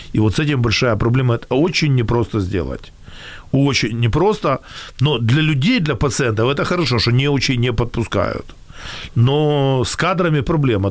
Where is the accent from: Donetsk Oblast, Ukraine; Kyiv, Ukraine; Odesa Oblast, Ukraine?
Kyiv, Ukraine; also born or lived in Israel; Дома я в Киеве, я киевлянин